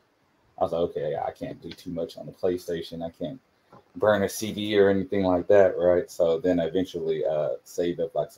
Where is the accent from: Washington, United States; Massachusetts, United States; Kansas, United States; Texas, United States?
Texas, United States; New Orleans; moved away; I'm from New Orleans